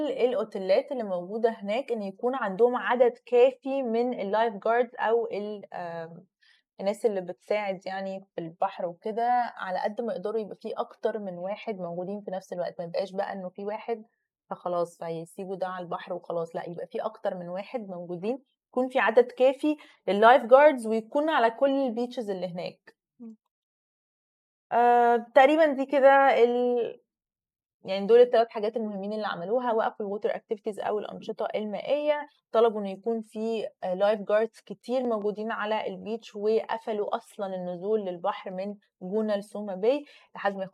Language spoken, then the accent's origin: Arabic; Egypt